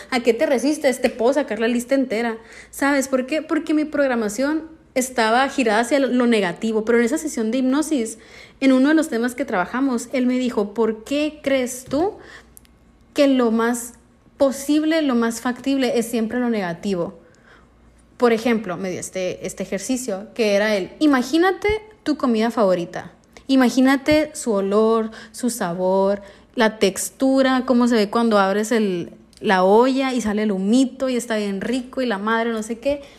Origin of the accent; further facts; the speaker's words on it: northern Mexico, Mexico; de donde yo soy, en el norte de México